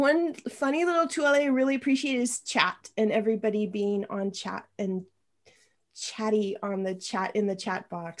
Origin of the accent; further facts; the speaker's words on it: Spokane, Washington, United States; moved away as an adult; also born or lived in Iowa; now in Santa Cruz, United States; I grew up in Eastern Washington, near Spokane, right outside of Spokane